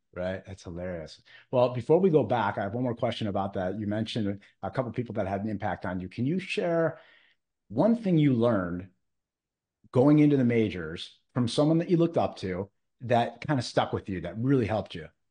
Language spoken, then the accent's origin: English; Cleveland, Ohio, United States; I'm from Cleveland